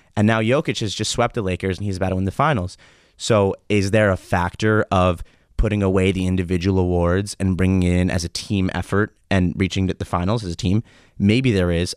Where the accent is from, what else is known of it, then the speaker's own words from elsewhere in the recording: United States; now in Israel; as an American who comes here